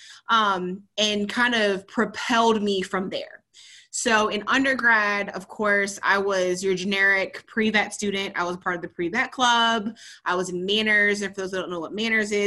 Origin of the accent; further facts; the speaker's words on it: Columbus, Ohio, United States; moved away as an adult; also born or lived in North Carolina; I'm originally from Columbus, Ohio